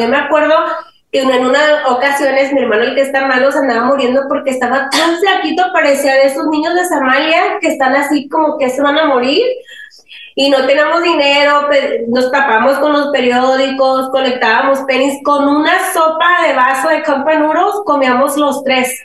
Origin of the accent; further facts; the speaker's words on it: Los Angeles, California, United States; also born or lived in Mexico; en esa casa, ahí crecimos nosotros